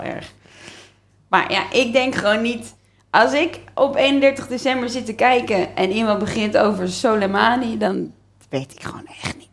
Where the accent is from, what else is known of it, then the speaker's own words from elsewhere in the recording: Leiden, South Holland, Netherlands; in Leiden